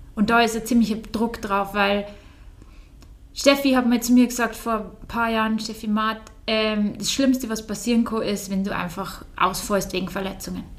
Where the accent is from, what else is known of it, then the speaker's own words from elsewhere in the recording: Bavaria, Germany; hier in Bayern auf der Welt, also so aufgewachsen zu sein.